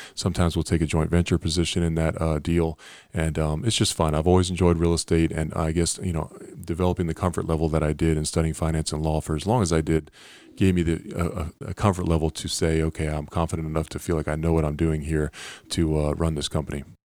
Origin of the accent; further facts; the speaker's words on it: Pennsylvania, United States; growing up in Pennsylvania